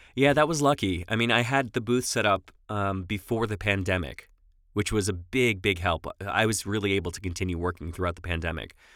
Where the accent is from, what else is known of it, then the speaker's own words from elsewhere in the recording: Long Island, New York, United States; accent: New York; moved away as an adult; also born or lived in Los Angeles, California; I'm from New York originally. Uh, moved out to L A in two thousand seven and lived there for about fourteen years.